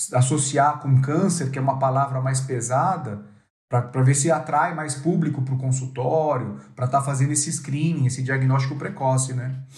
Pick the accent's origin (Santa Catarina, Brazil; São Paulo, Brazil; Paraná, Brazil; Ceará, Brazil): São Paulo, Brazil; also born or lived in São José do Rio Preto; Eu sou paulistano